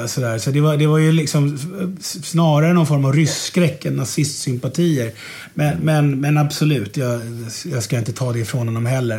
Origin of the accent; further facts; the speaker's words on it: Stockholm, Stockholm County, Sweden; jag är ju född och uppvuxen här uppe på Mariaberget där vi sitter